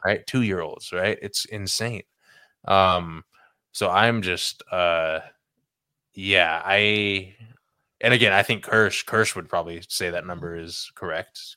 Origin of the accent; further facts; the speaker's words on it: California, United States; growing up in California